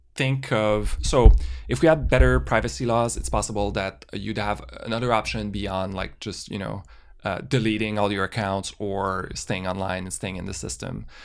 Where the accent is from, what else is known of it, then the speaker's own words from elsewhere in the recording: Canada; we're Canadian